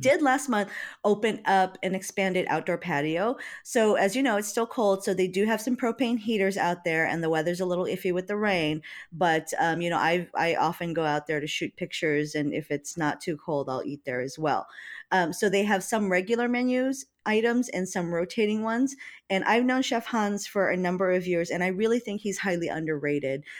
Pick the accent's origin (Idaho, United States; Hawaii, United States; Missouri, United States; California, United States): Hawaii, United States; now in Seattle, United States; I'm from Hawaii